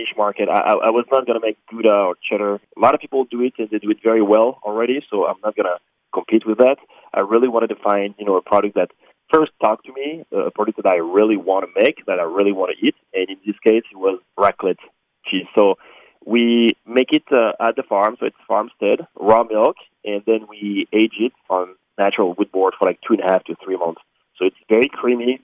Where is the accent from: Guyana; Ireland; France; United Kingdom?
France; moved away as an adult; now in Oak Creek, United States; I'm from France. I'm a French national, and I moved to America in 2015.